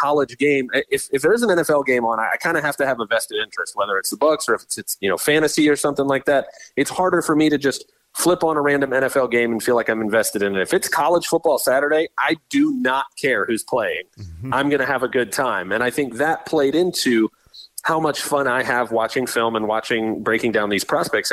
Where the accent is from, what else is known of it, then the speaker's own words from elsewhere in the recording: Tampa, Florida, United States; I grew up in the Tampa area